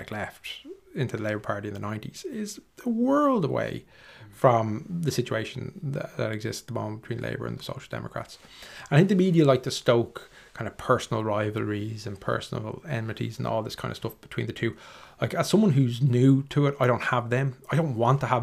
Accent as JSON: {"language": "English", "town": "Dublin", "region": "Leinster", "country": "Ireland", "tie": "born or raised there", "said": "I grew up in Finglas"}